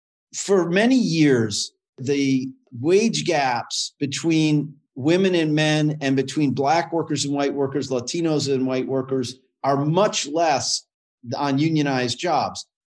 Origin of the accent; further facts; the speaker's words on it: Berkley, Michigan, United States; when I grew up in Berkeley, Michigan, in the 60s and 70s